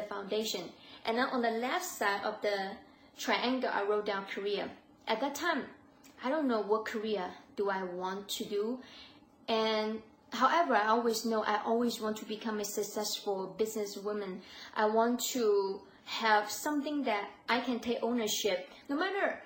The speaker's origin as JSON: {"language": "English", "country": "China", "said": "I'm Asian, I'm from China"}